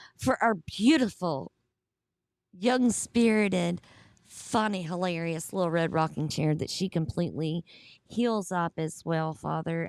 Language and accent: English; Southern United States, United States; accent: Southern; my Southern accent